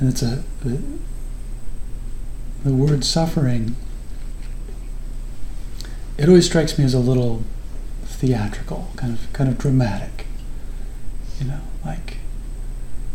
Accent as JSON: {"language": "English", "town": "Phoenix", "region": "Arizona", "country": "United States", "tie": "born or raised there", "said": "I grew up in Phoenix, Arizona"}